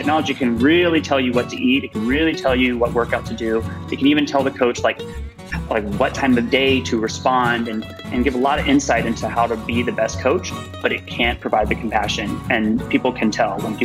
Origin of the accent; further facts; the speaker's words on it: Georgia, United States; I'm from Georgia, from a place that has a lot of obesity, from a family that had dealt with a lot of obesity related issues